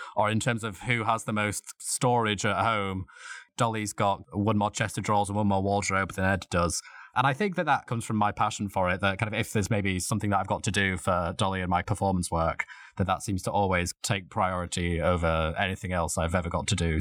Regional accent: Leeds, Yorkshire and the Humber, United Kingdom; now in London, United Kingdom; I'm originally from Leeds in Yorkshire

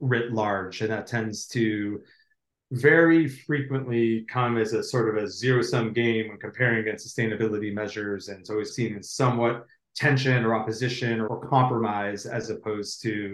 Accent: United States; I'm an American

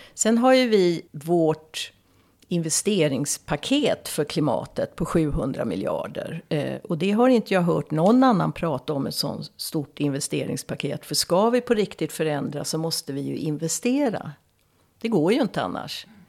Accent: Stockholm, Stockholm County, Sweden; moved away as an adult; now in Dalarna, Sweden; Jag är som ni hör uppvuxen i Stockholm, Stockholms södra förorter. Men jag har bott i över 30 ja, cirka 30-35 år i Dalarna. Eh, men det hörs inte på min dialekt.

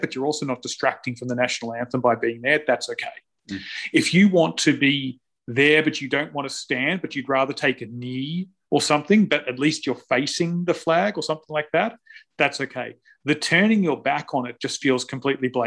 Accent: Australia; I'm Australian

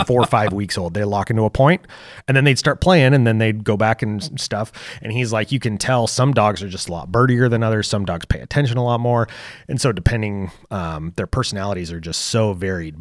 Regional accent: Lake County, Oregon, United States; moved away; where I grew up in Oregon, uh, in Lake, uh, Lake County

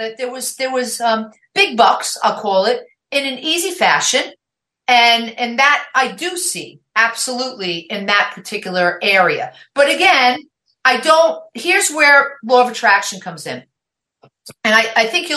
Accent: New York, United States; accent: New York; moved away as an adult; also born or lived in New Jersey; now in Oregon, United States; I grew up in New York. I was born in New York. I'm a New York girl. I mean, if you're listening to my podcast, you know the accent's there

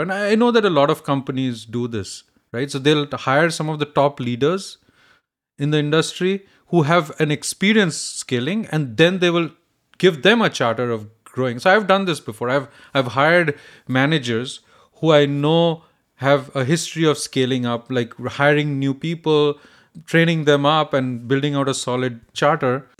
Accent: India; now in United States; I grew up in India

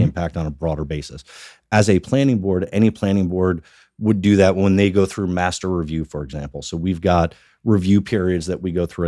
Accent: Sparta, New Jersey, United States; also born or lived in Washington, D.C. / Northern Virginia / South Florida; I grew up in Sparta, so born and bred in Sparta, spent most of, uh, our, my life and, uh, certainly my childhood.

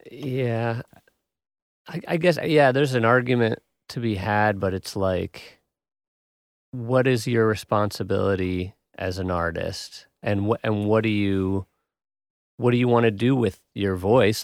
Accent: Wisconsin, United States; I'm from Wisconsin

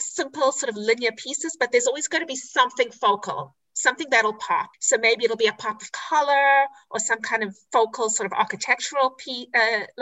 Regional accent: South Africa; also born or lived in Israel; now in United States; I grew up in South Africa, as you can hear from my accent, and in Israel.

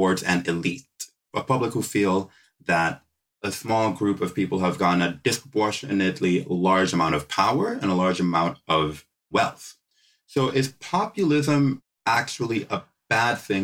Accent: United States; now in United Kingdom; As an American living in the UK

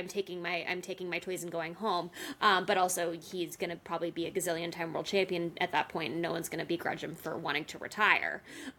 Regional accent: United States; as an American

